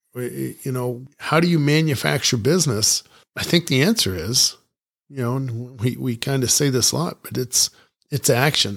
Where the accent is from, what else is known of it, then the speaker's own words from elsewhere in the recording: Ohio, United States; moved away; also born or lived in New Mexico; growing up in Ohio